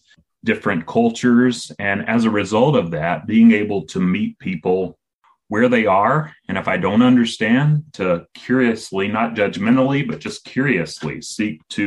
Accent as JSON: {"language": "English", "region": "South Carolina", "country": "United States", "tie": "born or raised there", "also_born_or_lived": "San Francisco, California", "moved": "as an adult", "said": "I grew up in South Carolina here in the United States, kind of Appalachia, what some people would call hillbilly territory."}